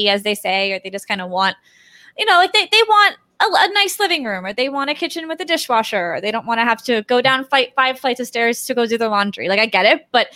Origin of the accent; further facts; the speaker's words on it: Boca Raton, Florida, United States; moved away as an adult; now in New York, United States; growing up in Boca, South Florida, it's all New Yorkers up here anyway